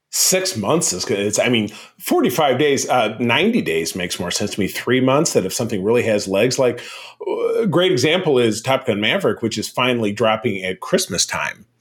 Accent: Grosse Pointe, Michigan, United States; my hometown of Grosse Pointe, Michigan

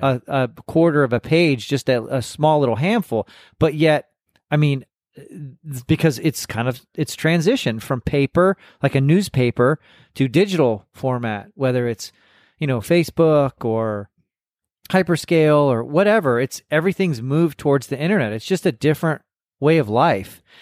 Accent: Corpus Christi, Texas, United States; accent: Texas; I grew up in, in South Texas and going to hobby shows and, and working on models. And I mean, I, I'm from Corpus Christi.

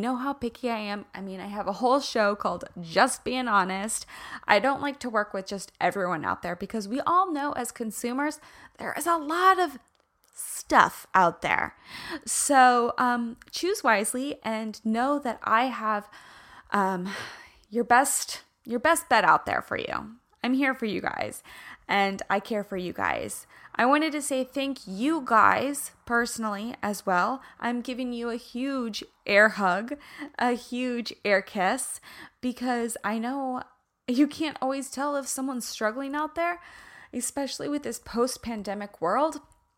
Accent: Kansas, United States; accent: Midwestern twang; guys, I'm from Kansas. So when I'm in California, people are like, oh, where's your accent from? Because it's the mix between like a me covering up the twang that comes out when I'm really in the Midwest

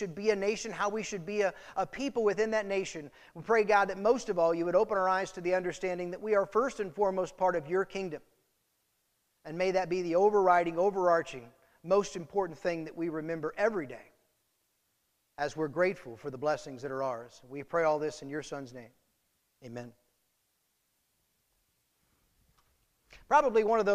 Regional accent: United States; the celebration that comes from being American, the gratitude and thanksgiving that should be ours because of the place we're born

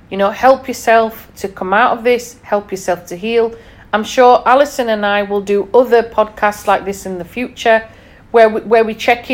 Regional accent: Yorkshire and the Humber, United Kingdom; being a Yorkshire lass

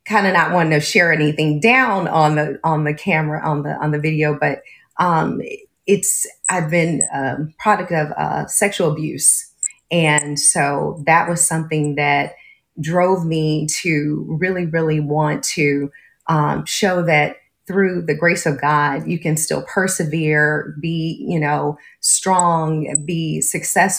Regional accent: Los Angeles, California, United States; also born or lived in Phoenix, Arizona; I'm originally born in Phoenix, Arizona, but was relocated to California when I was 3 months old. So I claim myself always to be a California girl.

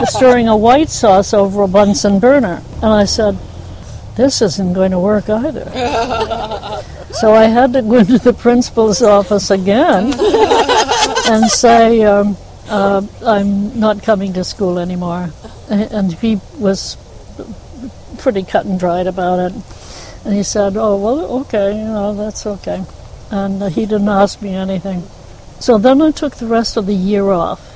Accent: Newburyport, Massachusetts, United States; I was raised in the um, north of here, Newburyport, Massachusetts. I was born in Newburyport

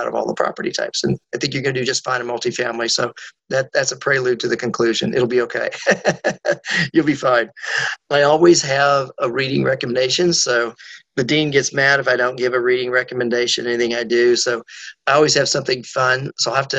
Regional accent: Colorado, United States; moved away as an adult; now in Atlanta, United States; I grew up in Colorado, been in Atlanta about 40 years, came down here to go to business school at Emory University

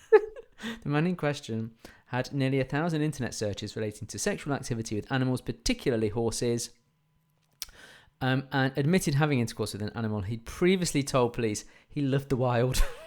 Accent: England, United Kingdom; we're English

